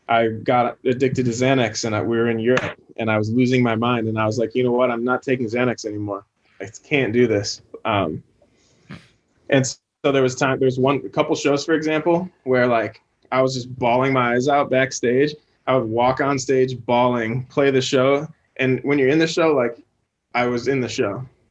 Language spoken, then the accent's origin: English; Chicago, Illinois, United States; we grew up in Chicago, two blocks from each other's houses